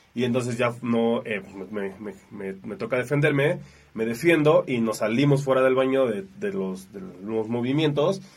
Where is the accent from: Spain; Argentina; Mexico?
Mexico; de las 60 personas nada más éramos como 6 mexicanos